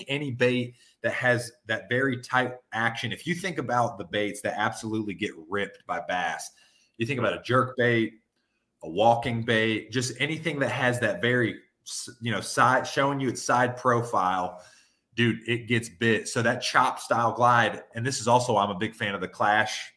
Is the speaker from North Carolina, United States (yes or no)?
yes; Western North Carolina, United States; I'm from Western North Carolina where everybody's neck is red